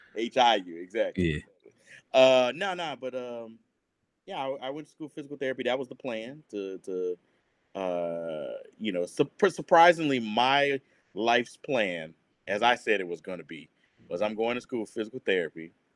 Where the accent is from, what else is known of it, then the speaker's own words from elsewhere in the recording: New Orleans, Louisiana, United States; moved away; I'm New Orleans proper.